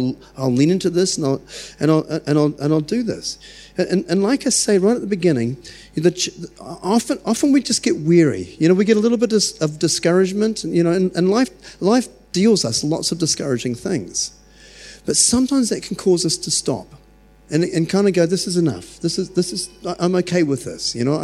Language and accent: English; New Zealand; I'm so glad I was born in New Zealand.